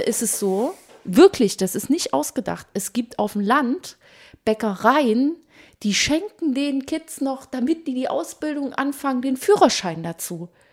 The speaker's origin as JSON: {"language": "German", "region": "East Germany", "country": "Germany", "said": "ich komme auch aus dem Osten"}